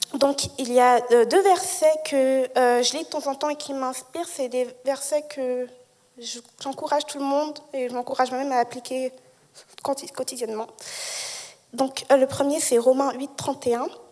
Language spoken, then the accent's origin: French; Lausanne, Vaud, Switzerland; also born or lived in Geneva; je suis née à Genève, mais j'ai grandi à Lausanne